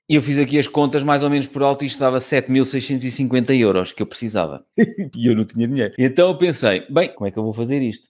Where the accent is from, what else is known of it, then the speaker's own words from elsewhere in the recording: Viseu, Centro, Portugal; como sou de Viseu